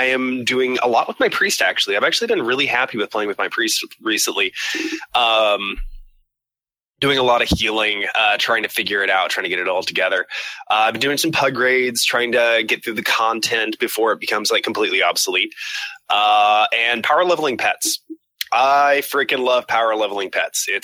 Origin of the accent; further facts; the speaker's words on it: Scotland, United Kingdom; I'm Scottish.